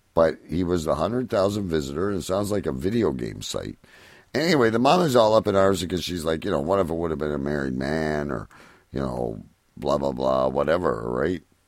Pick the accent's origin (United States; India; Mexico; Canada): Canada; Windsor area, Ontario; it comes from my hometown